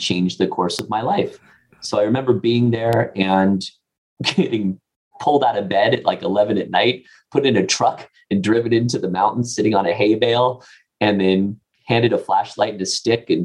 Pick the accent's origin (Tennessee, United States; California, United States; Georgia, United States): California, United States; Pasadena; where I grew up in Pasadena area of California